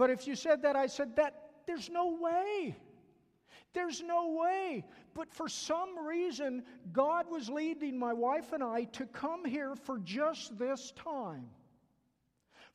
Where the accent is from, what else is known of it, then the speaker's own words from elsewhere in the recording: the South, United States; accent: southern; my southern accent